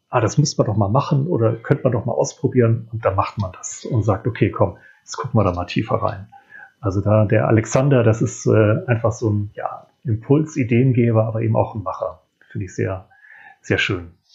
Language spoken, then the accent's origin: German; Hamburg, Germany; für mich als Hamburger